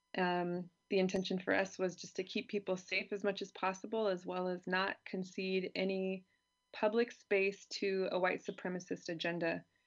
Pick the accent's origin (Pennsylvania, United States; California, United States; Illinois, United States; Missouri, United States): California, United States; moved away as an adult; now in Germany; I grew up in California